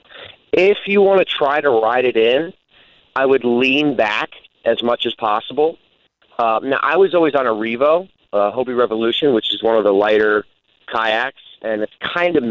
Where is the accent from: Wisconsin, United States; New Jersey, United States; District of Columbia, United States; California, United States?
New Jersey, United States; moved away; I'm from New Jersey.